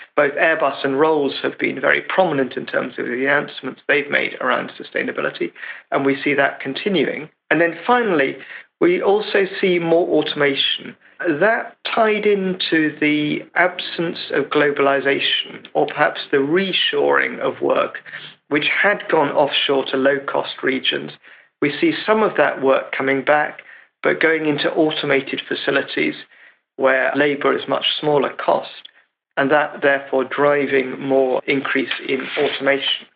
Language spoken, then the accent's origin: English; England, United Kingdom; as an Englishman